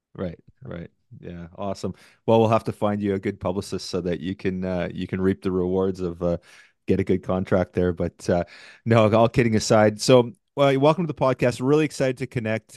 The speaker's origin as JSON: {"language": "English", "town": "Victoria", "region": "British Columbia", "country": "Canada", "tie": "born or raised there", "moved": "yes", "said": "my hometown of Victoria"}